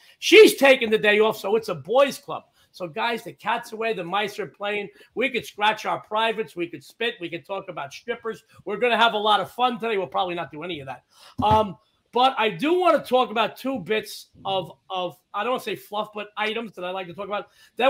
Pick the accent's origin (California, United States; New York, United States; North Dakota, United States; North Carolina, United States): New York, United States; New York City; moved away as an adult; now in Las Vegas, United States; you know I live in Southern Nevada. We have one major newspaper in the state of Nevada. And I come from the Lower East Side. I lived in Manhattan for most of my life. Well, I'm here 32 years. So I guess I live in Vegas for most of my life. But I lived in Manhattan for over 20 years